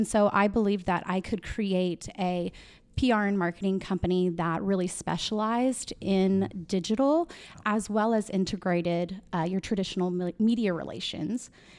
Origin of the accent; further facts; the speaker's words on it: Texas, United States; So I'm actually from a South Texas cattle ranch family. Yep. My family's ranch is about a little over an hour south.